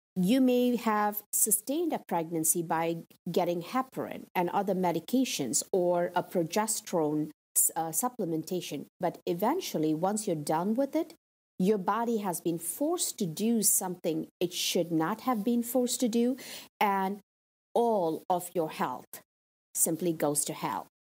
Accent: India; moved away; growing up in India

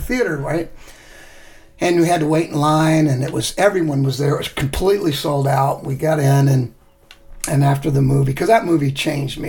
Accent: Mountain View, California, United States; my hometown in Mountain View

